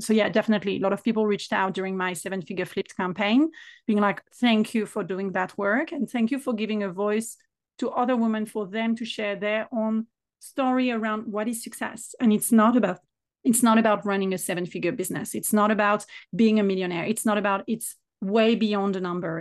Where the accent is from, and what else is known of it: France; accent: French; English is a second language